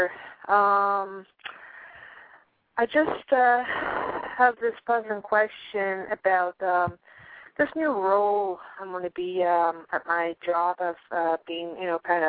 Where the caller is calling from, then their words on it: Pennsylvania, United States; I'm calling from Pennsylvania.